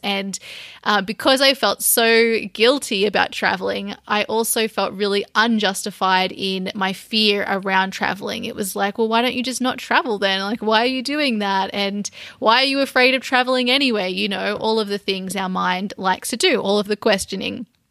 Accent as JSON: {"language": "English", "town": "Sydney", "region": "New South Wales", "country": "Australia", "tie": "born or raised there", "said": "my hometown with all my family and old friends"}